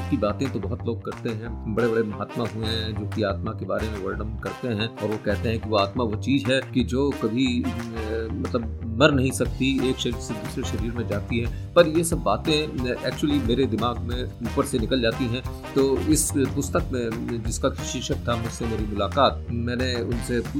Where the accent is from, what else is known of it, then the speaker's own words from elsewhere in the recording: Bhopal, Madhya Pradesh, India; मैं भी भोपाल का रहने वाला हूँ